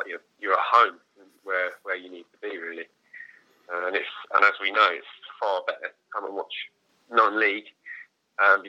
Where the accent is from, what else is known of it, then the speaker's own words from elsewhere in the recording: Hastings, South East England, United Kingdom; moved away; also born or lived in Canterbury; when I moved away from Hastings